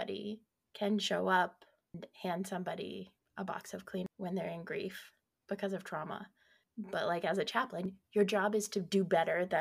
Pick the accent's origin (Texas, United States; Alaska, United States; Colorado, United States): Colorado, United States; I'm from Colorado